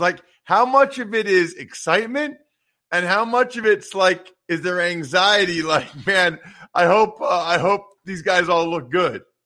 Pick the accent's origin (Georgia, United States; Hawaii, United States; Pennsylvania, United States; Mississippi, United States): Pennsylvania, United States; I'm from Pennsylvania